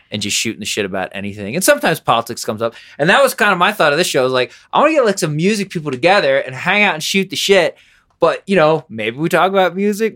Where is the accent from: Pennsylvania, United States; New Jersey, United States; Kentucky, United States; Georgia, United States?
Pennsylvania, United States; Harrisburg; also born or lived in New York; now in Denver, United States; that's in Pennsylvania where I grew up